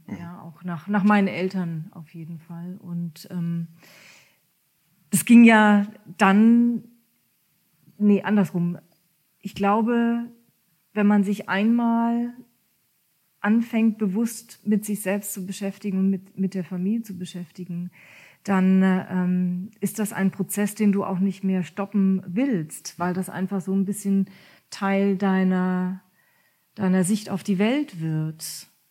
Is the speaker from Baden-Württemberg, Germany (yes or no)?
yes; Ketsch, Baden-Württemberg, Germany; first language German; moved away as an adult; also born or lived in near Hamburg; now in near Kiel, Germany; ich bin in Ketsch groß geworden. Das ist ein kleiner Ort zwischen Heidelberg und Mannheim